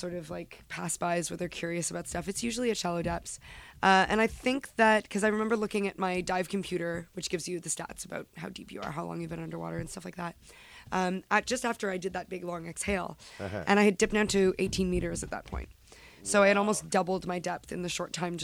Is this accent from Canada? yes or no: yes; Montreal, Quebec, Canada; when I was a little girl, I grew up in the West Island of Montreal